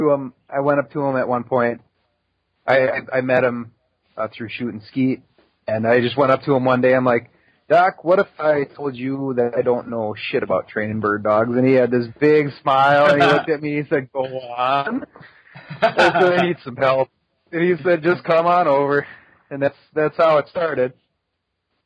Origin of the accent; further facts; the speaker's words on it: Wisconsin, United States; I love Wisconsin. It's home.